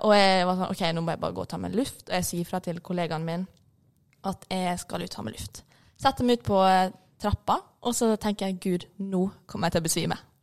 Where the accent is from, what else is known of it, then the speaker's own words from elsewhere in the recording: Ålesund, Møre og Romsdal, Norway; Som dere hører, så er jeg fra Ålesund